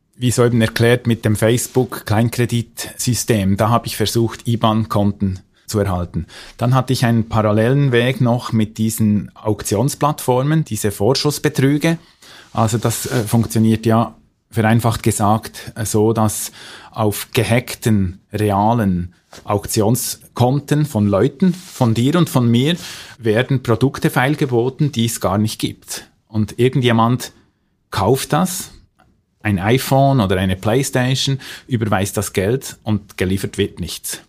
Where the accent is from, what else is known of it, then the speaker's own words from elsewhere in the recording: Switzerland; bei uns in der Schweiz